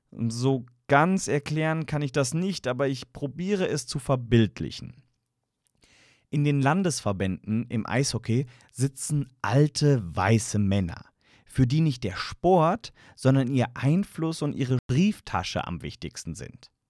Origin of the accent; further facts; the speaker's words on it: Frankfurt, Hesse, Germany; nun, als Frankfurter kann man sich da ein kleines Lächeln nicht verkneifen.